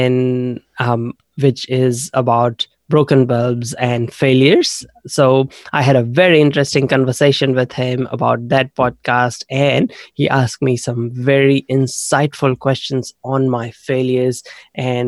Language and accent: English; India; moved away as an adult; now in New Zealand; I originally grew up in India. I was there till I was 21. And then 19 years ago, I came to New Zealand as an international student.